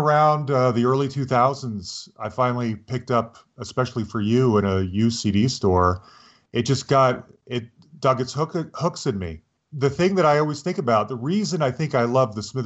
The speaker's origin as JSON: {"language": "English", "town": "Salt Lake City", "region": "Utah", "country": "United States", "tie": "born or raised there", "said": "I grew up in Salt Lake City"}